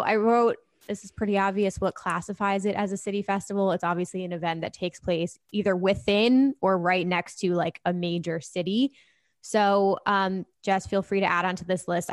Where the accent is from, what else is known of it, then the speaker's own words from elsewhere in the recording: New Jersey, United States; I'm from New Jersey